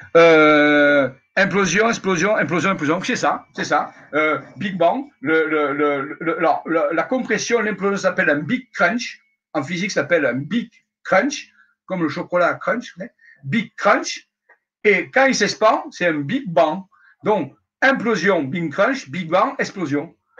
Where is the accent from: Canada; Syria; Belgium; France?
France; Marseille, Provence-Alpes-Côte d'Azur; je suis marseillais.